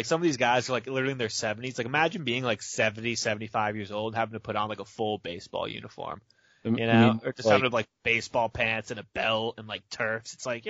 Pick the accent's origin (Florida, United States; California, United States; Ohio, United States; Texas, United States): Florida, United States; I am from Florida, and it gets pretty hot down here